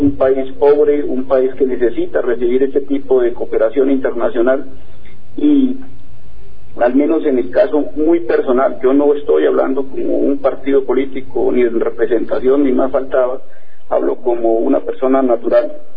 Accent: Colombia; nosotros como colombianos

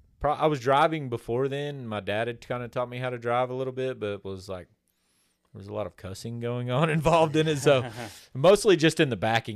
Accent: Oklahoma, United States; born there; I was born in Oklahoma. Don't hold it against me. I got here as quick as I could.

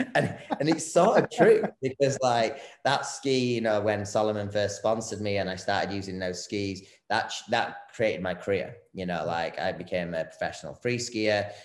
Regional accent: Bradford, Yorkshire and the Humber, United Kingdom; I'm actually from Bradford in the UK

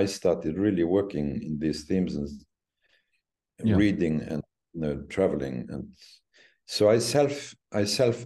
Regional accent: Luxembourg City, Luxembourg; I grew up in Luxembourg City, and my grandparents lived in Eschternach

